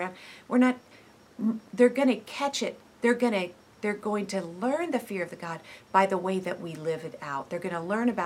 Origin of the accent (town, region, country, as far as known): United States